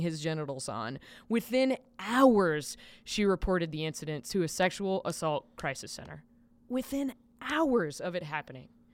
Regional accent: Lancaster, South Carolina, United States; my hometown has a branch of the University of South Carolina called U, University of South Carolina Lancaster

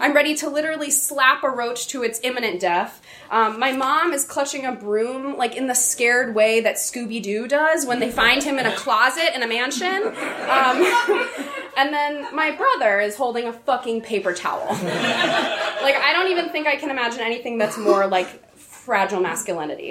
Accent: Atlanta, Georgia, United States; I grew up in Atlanta, Georgia

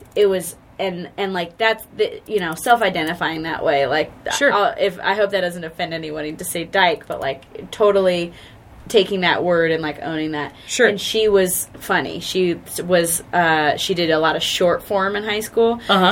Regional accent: Charlotte, North Carolina, United States; born or raised there; also born or lived in Asheville, North Carolina

